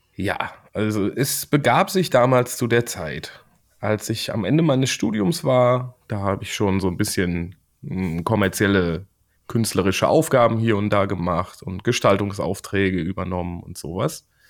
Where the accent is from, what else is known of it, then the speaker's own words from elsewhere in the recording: Siegen, North Rhine-Westphalia, Germany; Ich komme aus Siegen